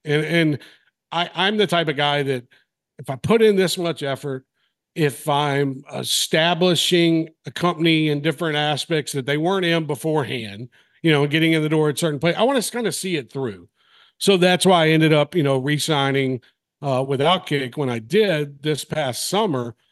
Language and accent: English; Mobile, Alabama, United States; moved away as an adult; also born or lived in Nashville; now in Knoxville, United States; I was from Mobile. I was in high school, um, at Davidson.